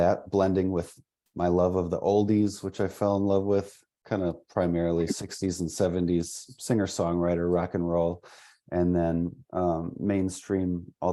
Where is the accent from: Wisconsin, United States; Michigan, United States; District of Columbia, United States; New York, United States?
Wisconsin, United States; half hour north of Milwaukee, southeastern; also born or lived in Franklin, Wisconsin; I'm kind of from southeastern Wisconsin, half hour north of Milwaukee. I grew up there